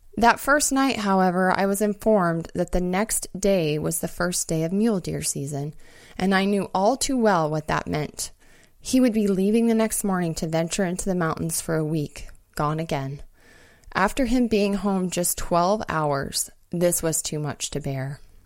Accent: Montana, United States; moved away; also born or lived in Alaska; growing up in Montana

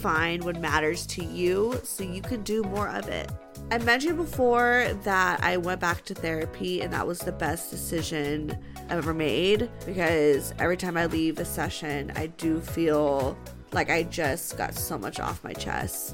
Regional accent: Los Angeles, California, United States; I grew up in like

